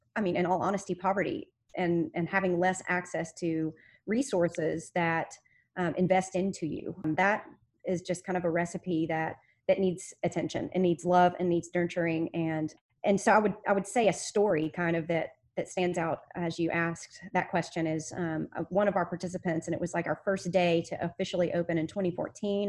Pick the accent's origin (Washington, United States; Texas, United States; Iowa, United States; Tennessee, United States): Tennessee, United States; Memphis; I was born and raised in Memphis.